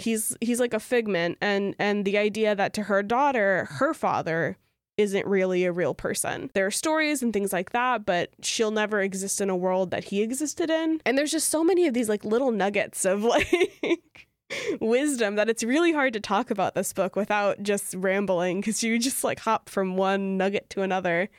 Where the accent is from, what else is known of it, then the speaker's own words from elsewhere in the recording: Louisiana, United States; I grew up in Louisiana, which is a very Catholic place